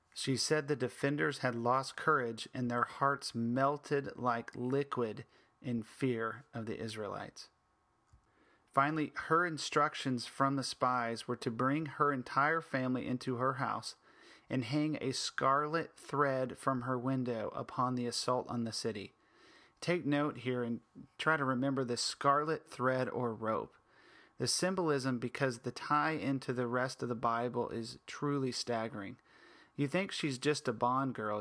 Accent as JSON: {"language": "English", "country": "United States", "said": "as an American"}